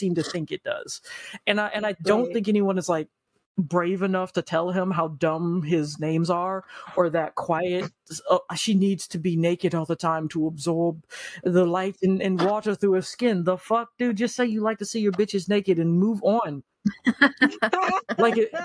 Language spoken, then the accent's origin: English; United States; as an American